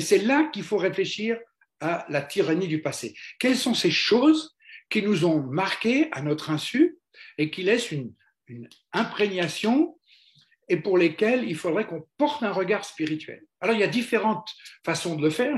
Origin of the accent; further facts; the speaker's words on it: France; on est français